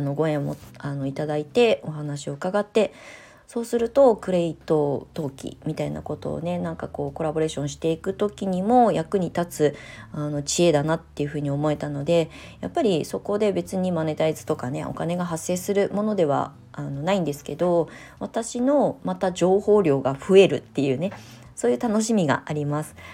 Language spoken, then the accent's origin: Japanese; Kasama, Ibaraki, Japan; 私もね茨城県笠間市で育ってきたのに